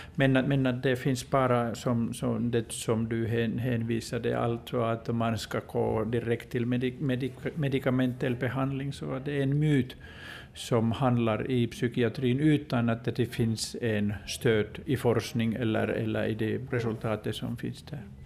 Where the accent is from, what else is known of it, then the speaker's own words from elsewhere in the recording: Finland; jag kommer från Finland